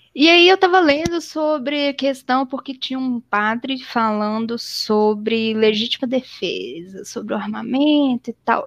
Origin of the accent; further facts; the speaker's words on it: Belo Horizonte, Minas Gerais, Brazil; eu sou de Belo Horizonte, aqui em Belo Horizonte